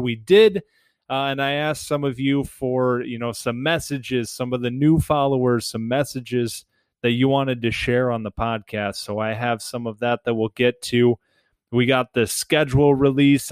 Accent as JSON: {"language": "English", "town": "Detroit", "region": "Michigan", "country": "United States", "tie": "born or raised there", "said": "growing up in Metro Detroit"}